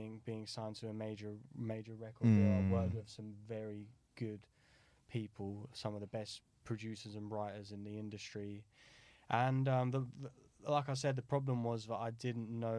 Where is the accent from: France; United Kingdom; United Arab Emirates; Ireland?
United Kingdom; Brighton, South East England; I grew up in Brighton